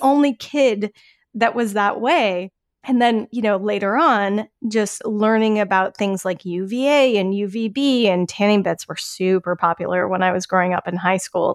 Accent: Colorado, United States; where I grew up in Colorado

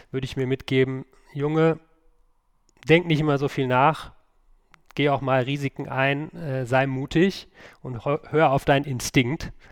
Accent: North Rhine-Westphalia, Germany; ich komme aus dem Münsterland

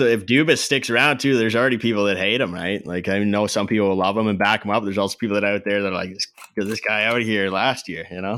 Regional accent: Canada; I'm Canadian.

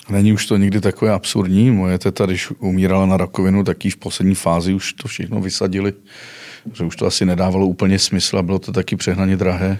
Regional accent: Mariánské Lázně, Karlovy Vary Region, Czechia; jsem původ, původem z Karlovarského kraje, u Marán, z Maránských Lázní

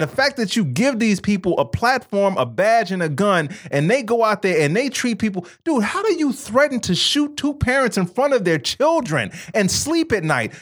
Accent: Chicago, Illinois, United States; I grew, growing up in Chicago, 'cause Chicago is still a very segregated city

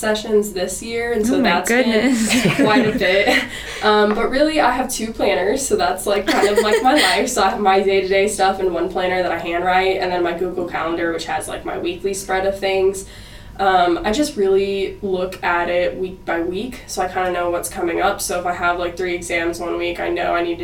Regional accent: Dallas, Texas, United States; moved away as an adult; now in Fayetteville, United States; I'm from Dallas, Texas

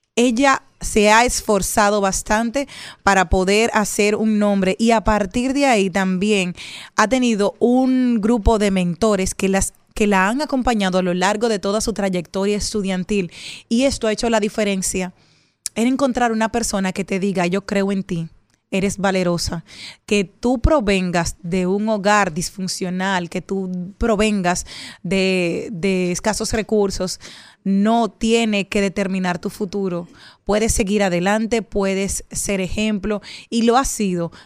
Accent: Monte Plata, Dominican Republic; en mi infancia, en Monte Plata

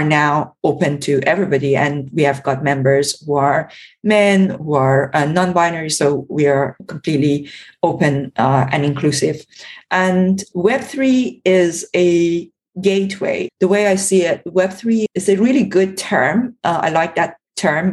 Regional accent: Iran; moved away; I was born and brought up in Iran

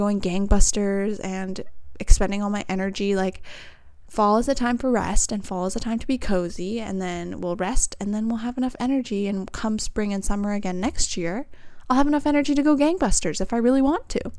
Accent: Vancouver, British Columbia, Canada; all from the same area, we're all from Vancouver

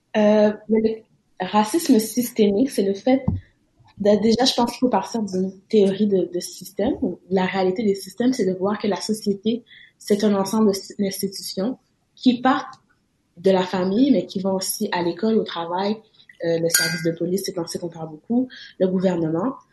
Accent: Quebec, Canada; en tant que Québécois

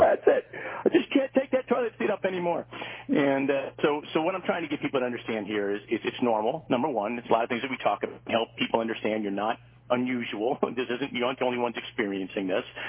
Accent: Hollywood Fort Lauderdale area, South Florida, United States; I grew up in South Florida most of my life uh, down in the Hollywood Fort Lauderdale area

